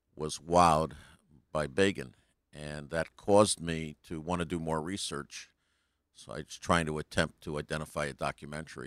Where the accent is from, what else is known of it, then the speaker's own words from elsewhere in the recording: New Haven, Connecticut, United States; now in Colorado, United States; I'm from New Haven originally, New Haven, Connecticut, but last twenty years I've been in Colorado.